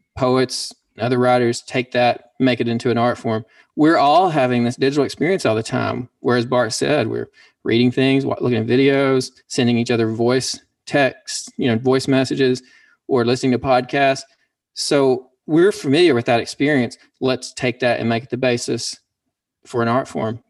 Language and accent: English; Pumpkin Bend, Arkansas, United States; now in Dallas, United States; I'm a poet from Pumpkin Bend, Arkansas, and I'm also a musician and now live in Dallas, Texas